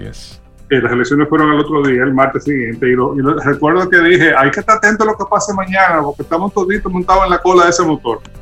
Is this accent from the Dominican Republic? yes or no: yes; Dominican Republic; nosotros como sociedad dominicana